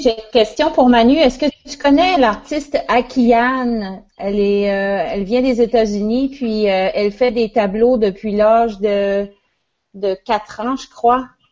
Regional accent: L'Ascension-de-Patapédia, Quebec, Canada; mon village natal qui s'appelle l'Ascension, l'Ascension de Patapédia

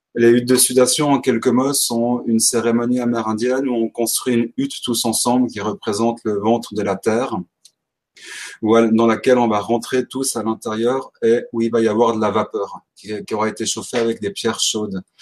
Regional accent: Switzerland; j'ai 31 ans, je viens de Suisse.

